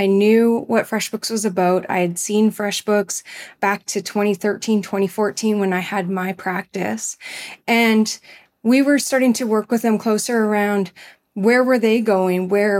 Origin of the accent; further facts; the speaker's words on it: Manitoba, Canada; the hub of all things greenhouse and flower related for that general area where I grew up in Manitoba and Canada.